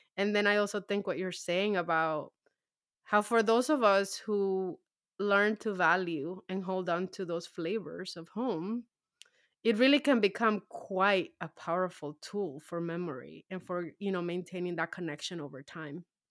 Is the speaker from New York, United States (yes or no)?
yes; New York City, New York, United States; also born or lived in Dominican Republic; now in New Jersey, United States; I grew up in Harlem